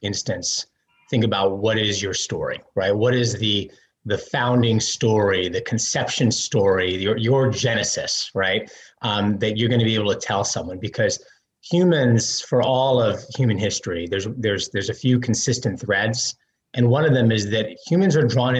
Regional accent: New York City, New York, United States; also born or lived in New Jersey; I am a New York kid, born in Manhattan

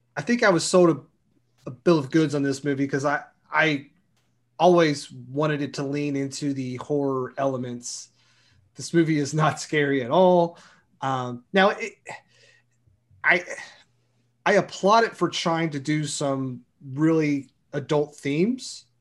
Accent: Kentucky, United States; I'm from Kentucky, and, you know, We're not all coal miners

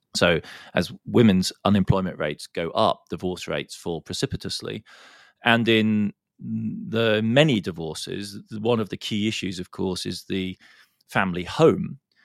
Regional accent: Heidelberg, Baden-Württemberg, Germany; in my hometown in Germany, in Heidelberg

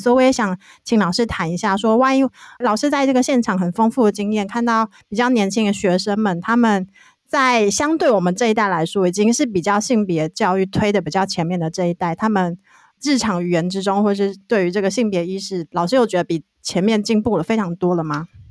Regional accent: Hualien, Hualien County, Taiwan; 我也是花莲人

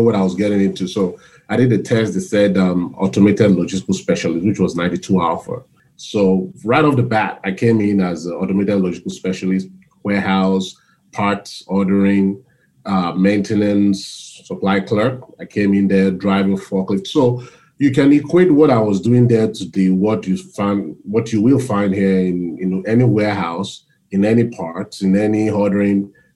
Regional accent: South West Nigeria, Nigeria; moved away as an adult; now in United States; I was born and raised in Nigeria. So I migrated here about 24 years ago.

